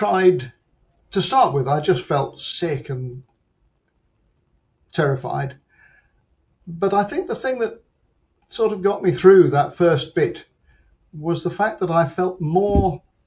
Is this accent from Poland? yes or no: no; London, United Kingdom; I'm from London.